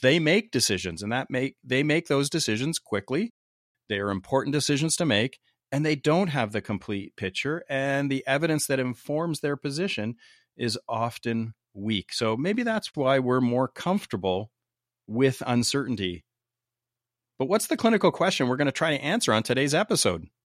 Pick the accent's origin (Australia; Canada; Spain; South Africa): Canada; I'm from Canada, eh?